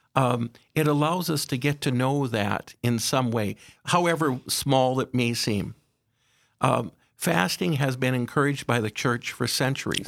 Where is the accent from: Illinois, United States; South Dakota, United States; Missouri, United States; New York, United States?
South Dakota, United States; Aberdeen; I was raised in Aberdeen, uh, by my parents